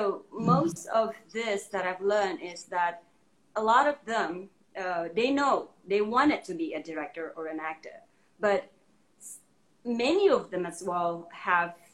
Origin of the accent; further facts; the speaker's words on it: Indonesia; now in United States; I'm from Indonesia